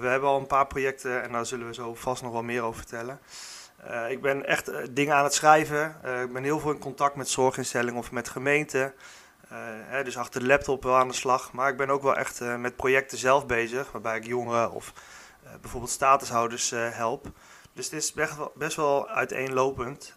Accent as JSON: {"language": "Dutch", "town": "Warnsveld", "region": "Gelderland", "country": "Netherlands", "tie": "born or raised there", "also_born_or_lived": "Zutphen", "said": "kom ik zelf uit Warnsveld. daar heb ik, ben ik opgegroeid"}